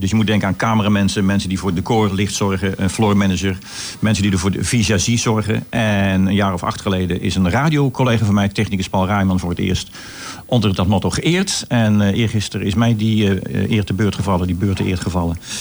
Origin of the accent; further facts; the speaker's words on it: Goes, Zeeland, Netherlands; in Goes, mijn geboorteplaats